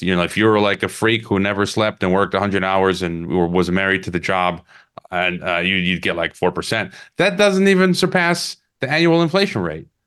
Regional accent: Chicago, Illinois, United States; I'm from Chicago

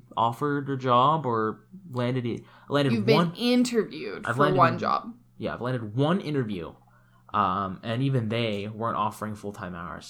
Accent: Florida, United States; moved away as an adult; now in Canada; I'm from the States

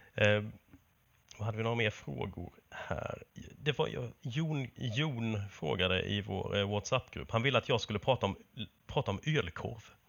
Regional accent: Småland, Sweden; moved away; hemma i Småland

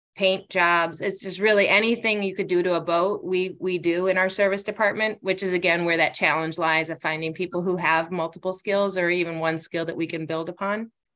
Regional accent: Northport, Michigan, United States; moved away as an adult; I grew up in Northport, which is north of Traverse City

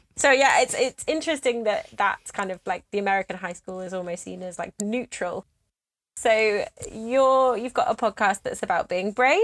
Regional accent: United Kingdom; I'm British

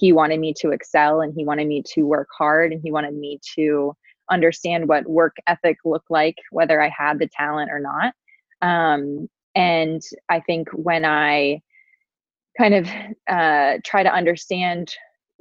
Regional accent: Cincinnati, Ohio, United States; I grew up in Cincinnati, Ohio, lived on a cul-de-sac

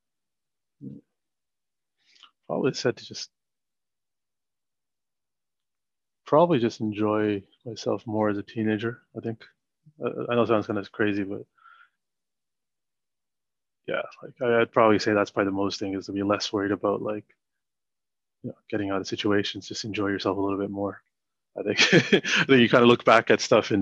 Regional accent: Toronto, Ontario, Canada; moved away as an adult; also born or lived in Sri Lanka / Montreal, Canada; now in United Kingdom; I'm from Toronto and all my close friends are in Toronto.

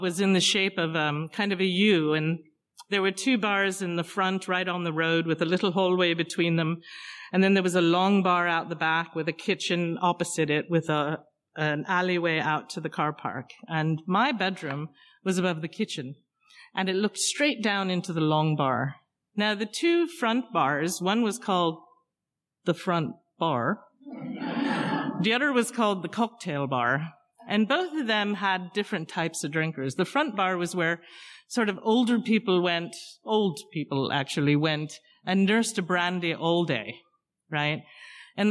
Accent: London, United Kingdom; moved away; also born or lived in Hartford, Connecticut / Hamden, Connecticut; I was born in London, in case you were wondering. I grew up in a pub.

